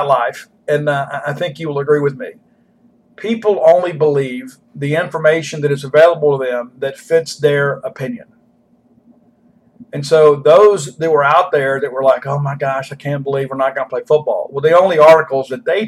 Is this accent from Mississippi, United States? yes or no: yes; South Mississippi, United States; I'm from South Mississippi.